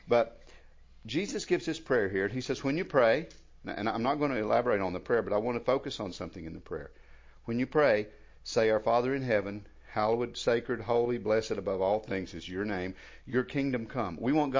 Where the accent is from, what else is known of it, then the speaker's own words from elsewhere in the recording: United States; I was raised over in McDowell